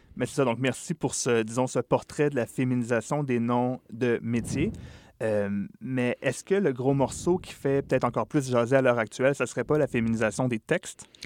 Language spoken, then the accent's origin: French; Quebec, Canada; chez nous, au Québec